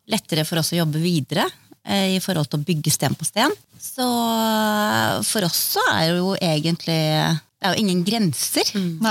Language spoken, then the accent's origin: Norwegian; Østfold, Norway; Østfold er jo hjemstedet mitt